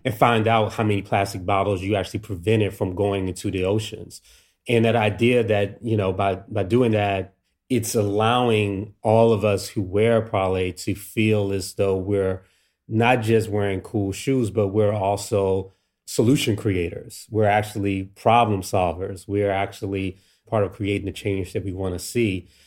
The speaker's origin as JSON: {"language": "English", "town": "Washington", "region": "District of Columbia", "country": "United States", "tie": "born or raised there", "said": "me growing up in DC here"}